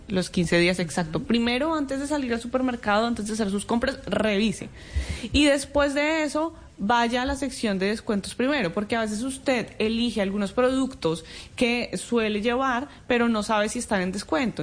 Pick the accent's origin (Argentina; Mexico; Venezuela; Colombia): Colombia; moved away; a mí como colombiana